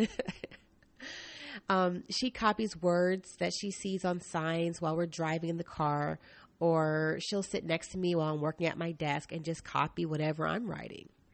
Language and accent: English; East Coast, United States; now in Portland, United States; I'm from the East Coast